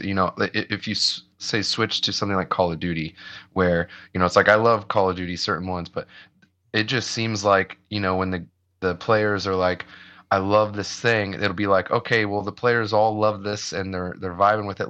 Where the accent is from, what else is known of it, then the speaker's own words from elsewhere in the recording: Ohio, United States; moved away; I grew up in the Midwest and I grew up in, in Ohio